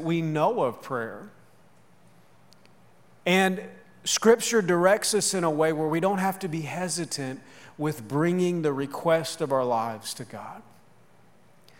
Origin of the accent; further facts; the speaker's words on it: outside Minneapolis, Minnesota, United States; growing up outside Minneapolis